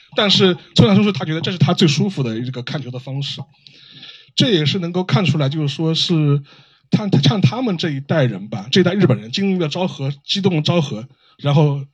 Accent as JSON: {"language": "Chinese", "country": "China", "said": "我们中国人"}